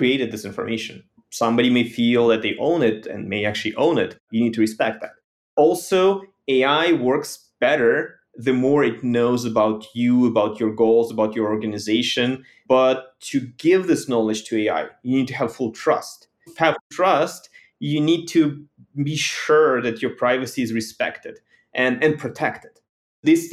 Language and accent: English; Ukraine; moved away as an adult; now in United States; Growing up in Ukraine